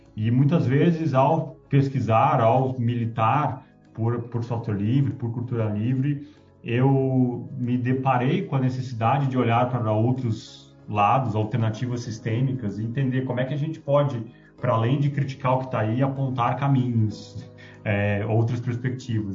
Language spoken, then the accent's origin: Portuguese; Rio Grande do Sul, Brazil; moved away; Rio Grande do Sul, de onde eu vim